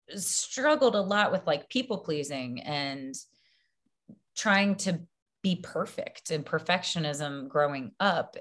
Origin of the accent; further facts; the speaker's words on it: Baton Rouge, Louisiana, United States; I grew up in Baton Rouge, Louisiana.